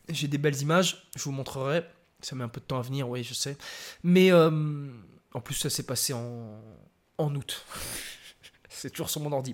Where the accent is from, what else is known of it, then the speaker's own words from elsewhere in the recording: France; je suis Français. De papier et de cœur.